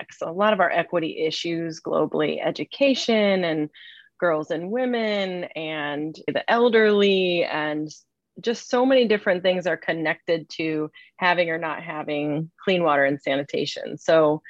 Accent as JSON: {"language": "English", "town": "Cleveland", "region": "Ohio", "country": "United States", "tie": "born or raised there", "said": "I grew up in Cleveland, and I had since I was a kid, a very strong connection to the lake"}